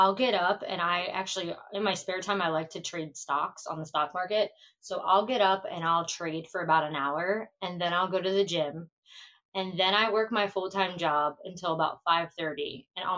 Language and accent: English; Philadelphia, Pennsylvania, United States; also born or lived in Trenton, New Jersey; I grew up partially right outside of Philadelphia and then partially right outside of Trenton, New Jersey.